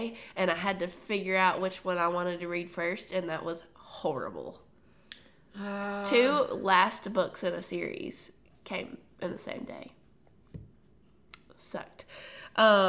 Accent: Tennessee, United States; we're from Tennessee, and so a lot of that is just, like, the way we speak sometimes

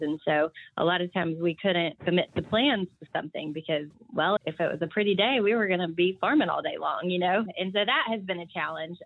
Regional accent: Knoxville, Tennessee, United States; I'm actually from Knoxville in the suburbs

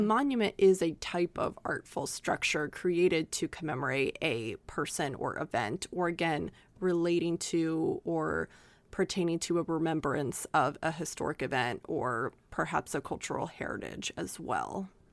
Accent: Oklahoma, United States; we are from Oklahoma

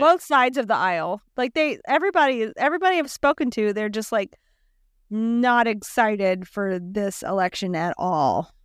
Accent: South Louisiana, United States; we're from South Louisiana

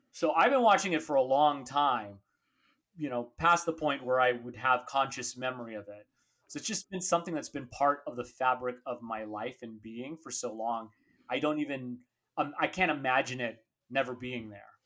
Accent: San Diego, California, United States; I grew up here down in San Diego

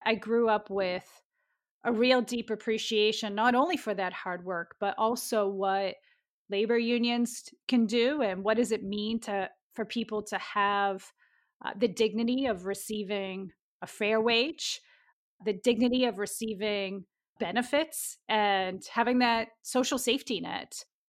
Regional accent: Lowell, Massachusetts, United States; I grew up in Lowell, a very diverse working class city in the northeastern part of Massachusetts.

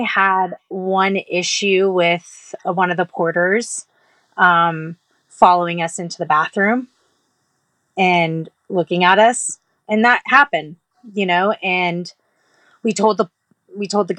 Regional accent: Texas, United States; I come from I'm from Texas

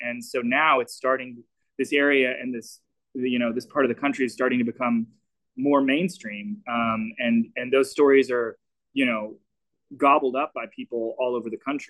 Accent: Little Rock, Arkansas, United States; moved away; growing up in Little Rock.

